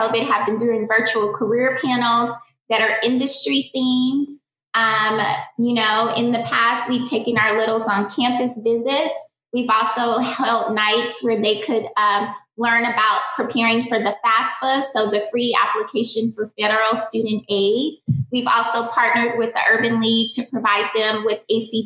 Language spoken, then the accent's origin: English; Kansas City, Missouri, United States; also born or lived in Louisiana; I moved to Kansas City when I was 10 and I moved from Louisiana